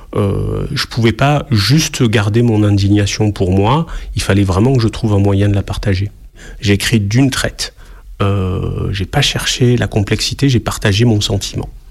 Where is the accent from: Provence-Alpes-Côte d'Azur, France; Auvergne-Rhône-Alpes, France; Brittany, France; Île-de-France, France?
Provence-Alpes-Côte d'Azur, France; Marseille; je suis marseillais, euh, né à Marseille